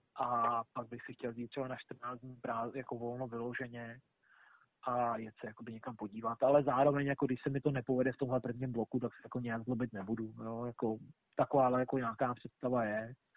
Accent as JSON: {"language": "Czech", "country": "Czechia", "moved": "as an adult", "lives_now": "Australia", "said": "ve škole jako takový jsme tři Češi teď"}